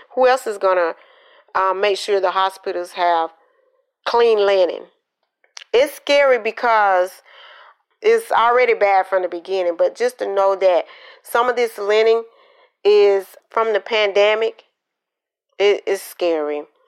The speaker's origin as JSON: {"language": "English", "town": "Columbus", "region": "Georgia", "country": "United States", "tie": "born or raised there", "also_born_or_lived": "Quitman, Georgia / Valdosta, Georgia", "said": "I was born in um, Quitman, Georgia, but I grew up in Columbus, Georgia, because my father was in the military."}